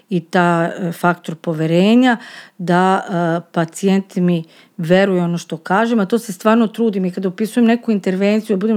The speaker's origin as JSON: {"language": "Croatian", "country": "Serbia", "said": "kod nas u Srbiji ne postoje protokoli"}